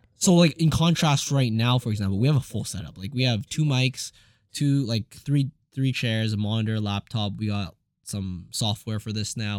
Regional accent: Edmonton, Alberta, Canada; most Asians growing up in Edmonton

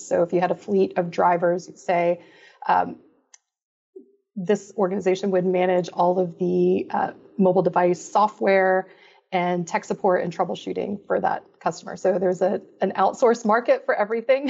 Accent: Florida, United States; also born or lived in Belgium; I grew up in Florida

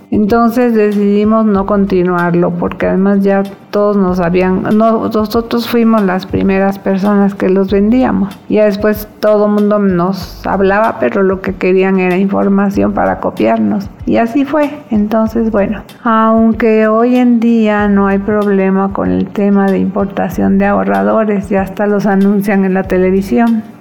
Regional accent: Veracruz, Mexico; born there; de Morelos. Nací en 1960 en Veracruz. Toda mi familia es de Mérida y Campeche. Pero caso curioso es que mandaron a mi papá a Veracruz a trabajar y ahí nací sin estar previsto.

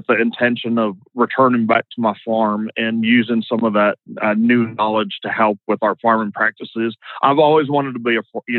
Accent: the Delta, Louisiana, United States; now in Austin, United States; we grew up in the Delta, it was all bayou country

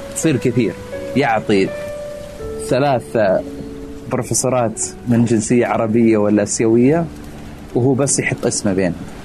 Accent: Saudi Arabia; moved away as an adult; now in Philadelphia, United States

